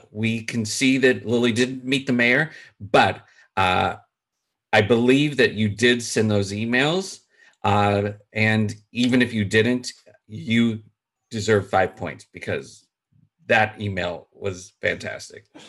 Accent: Chicago, Illinois, United States; I am from Chicago

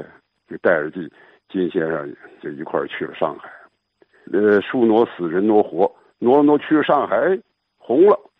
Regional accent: Yantai, Shandong, China; 对，我就是烟台人。

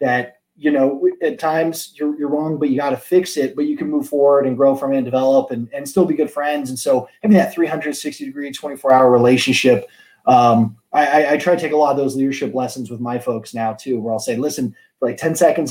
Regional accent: Laguna Beach, California, United States; I was born in Laguna Beach, California.

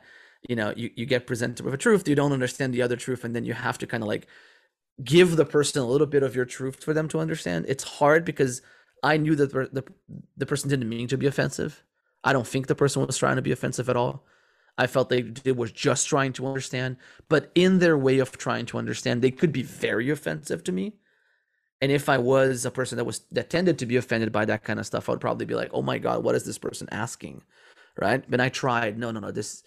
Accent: Rio de Janeiro, Brazil; moved away as an adult; also born or lived in California, United States; I never been to the Amazon. I'm from Rio de Janeiro

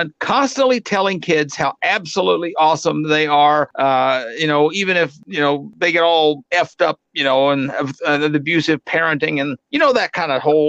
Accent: Arkansas, United States; And let me tell you, growing up in Arkansas, everything tastes better with gravy.

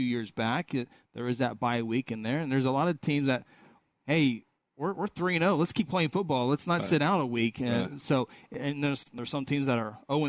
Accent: Guthrie, Oklahoma, United States; we are from Guthrie

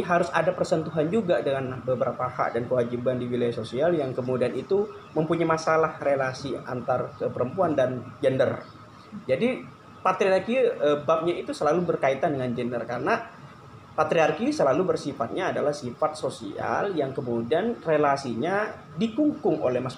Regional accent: East Java, Indonesia; moved away; Kalau asal asli Jawa Timur, Wong Duro

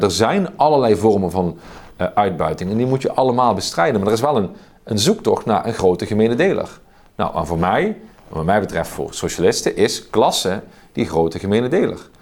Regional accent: Oostelijke Mijnstreek, Limburg, Netherlands; het dialect waar ik vandaan kom, in de oostelijke mijnstreek

